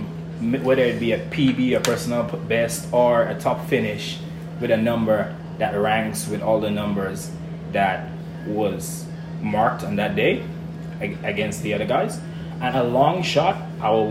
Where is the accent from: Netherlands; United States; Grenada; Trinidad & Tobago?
Grenada; growing up in Grenada, it's all about pride, it's all about identity and culture in my country